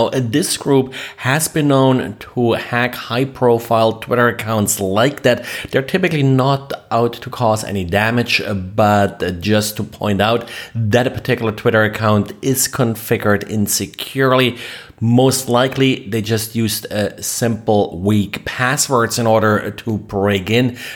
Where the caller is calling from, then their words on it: Jacksonville, Florida, United States; I am recording from Jacksonville, Florida.